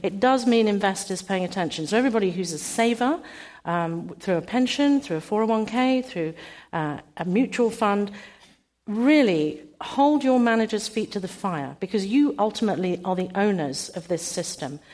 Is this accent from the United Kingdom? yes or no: yes; United Kingdom; I'm British.